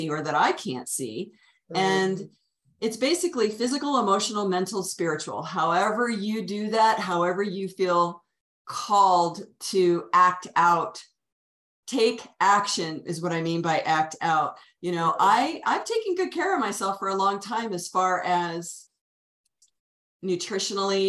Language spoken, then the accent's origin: English; Washington, District of Columbia, United States; also born or lived in Virginia / Colorado; now in Santa Fe, United States; I'm originally from the Washington, D.C. metro area. I lived there for first third of my life.